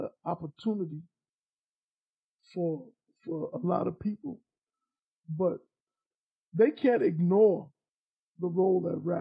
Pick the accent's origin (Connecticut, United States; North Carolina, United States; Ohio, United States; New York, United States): New York, United States; I'm from New York